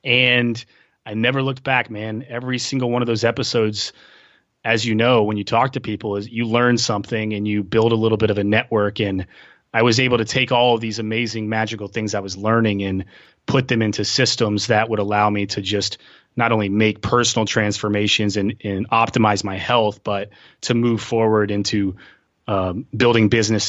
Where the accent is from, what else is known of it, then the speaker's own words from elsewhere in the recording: Tennessee, United States; I'm from Tennessee.